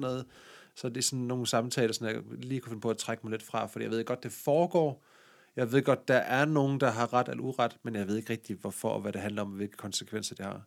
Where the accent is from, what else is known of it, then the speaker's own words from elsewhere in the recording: Denmark; accent: Jutlandic; jeg er jo jyde, som man måske kan høre på min, øh, accent.